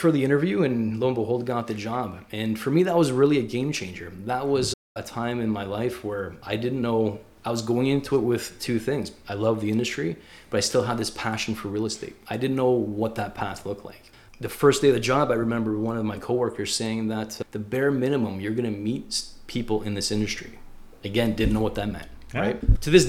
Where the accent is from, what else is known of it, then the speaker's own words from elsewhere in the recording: Leamington, Ontario, Canada; Grew up in Leamington, Ontario.